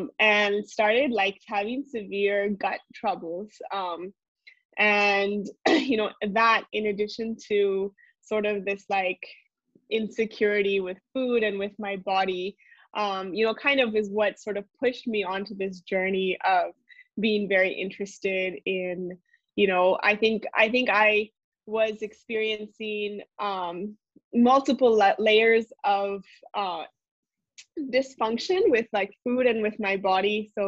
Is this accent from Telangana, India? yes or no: no; Mussoorie, Uttarakhand, India; So I think I grew up in India. A little bit background, my family is from the United States, but my parents moved to India in 1992, and we grew up in the Himalayas, so in a small town called Mussoorie